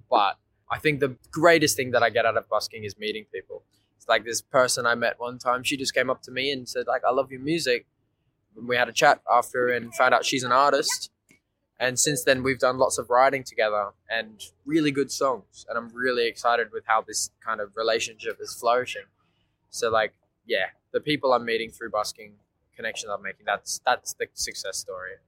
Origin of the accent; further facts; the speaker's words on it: Port Macquarie, New South Wales, Australia; moved away as an adult; now in Melbourne, Australia; I'm from a small regional town in New South Wales, uh, Port Macquarie